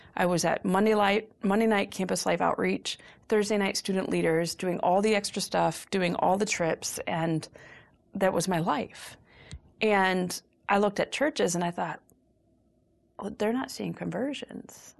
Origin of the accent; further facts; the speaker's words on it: Chicago, Illinois, United States; also born or lived in Los Angeles / upstate New York; I am a Chicagoan through and through. I've, uh, lived in Los Angeles some. I've, I've lived in upstate New York some, but Chicago is, is my, is my blood.